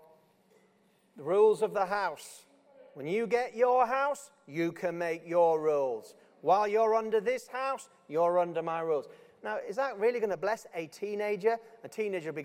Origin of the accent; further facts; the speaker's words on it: Yorkshire and the Humber, United Kingdom; I'm just from Yorkshire